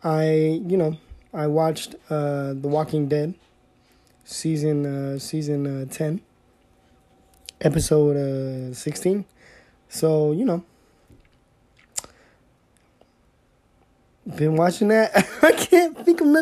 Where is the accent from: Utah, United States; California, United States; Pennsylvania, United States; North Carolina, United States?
California, United States; Southern; I'm a Latino from Southern California